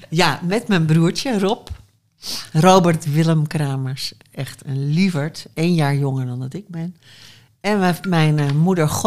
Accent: Haarlem, North Holland, Netherlands; now in Amsterdam, Netherlands; ik kom uit Haarlem. Ik ben een Haarlemse mug, houten Haarlemmer. En ik was blij dat ik er weg was. Ik weet niet waarom. Ik vond het er stom. Ja, maar kijk. En terwijl ik het nu heel leuk vind hoor, daar. Maar als kind vond ik het er saai

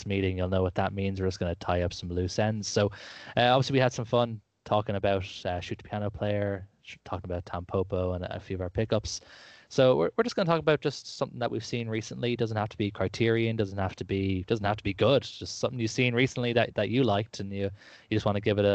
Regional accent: Ireland; as you can tell by my lyrical accent, I am from Ireland

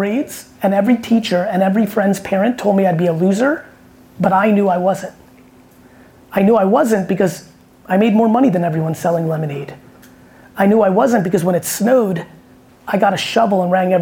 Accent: New Jersey, United States; I grew up in Jersey

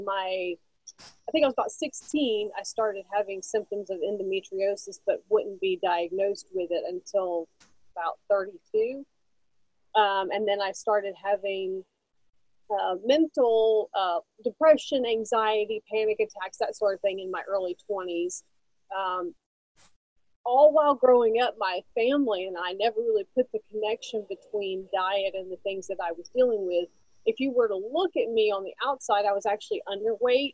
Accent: Norfolk, Virginia, United States; I was born in Norfolk, Virginia. My dad was in the Navy, so he got stationed there, and that's where he met my mom, and that's where we grew up.

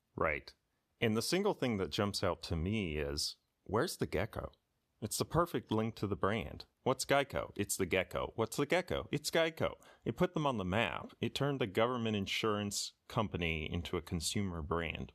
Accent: Texas, United States; I grew up in Texas.

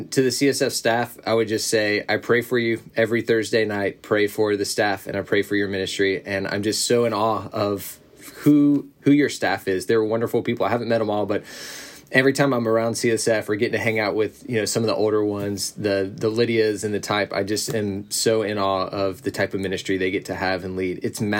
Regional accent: Alabama, United States; also born or lived in Nashville / Kentucky; I grew up in the South, Alabama, Nashville, eventually landed at Kentucky.

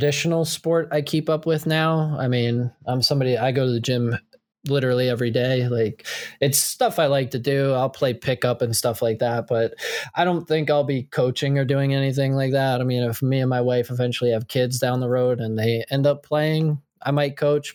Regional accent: New Jersey, United States; I'm from Central Jersey

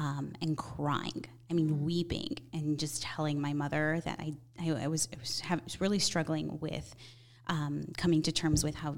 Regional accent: Chicago, Illinois, United States; I grew up Catholic, grew up in a small little Italian neighborhood here in Chicago called the Heart of Chicago.

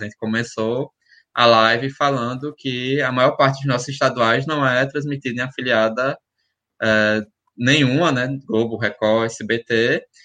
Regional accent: Alagoas, Brazil; eu sou de Alagoas

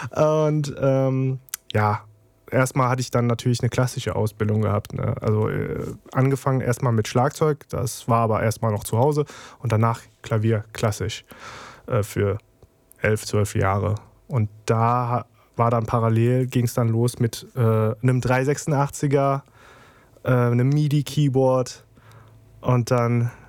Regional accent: Trier, Rhineland-Palatinate, Germany; born there; ich bin 37, werde bald 38, äh, bin gebürtiger Trierer

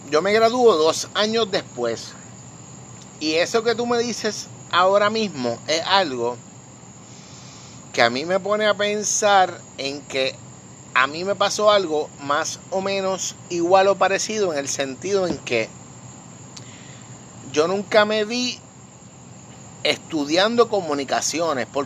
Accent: Vega Baja, Puerto Rico; En la noche de hoy nos encontramos nuevamente en mi patio, en mi estudio, en esta parte hermosa de mi pueblo Vega Baja

